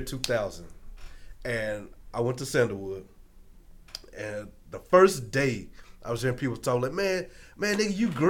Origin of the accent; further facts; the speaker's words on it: Kentucky, United States; moved away; I'm from Kentucky.